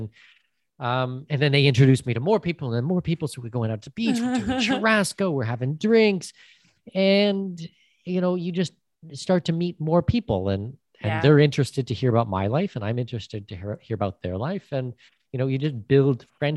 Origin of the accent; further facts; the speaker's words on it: Canada; first language English; moved away as an adult; also born or lived in Panama; I'm Canadian with Danish heritage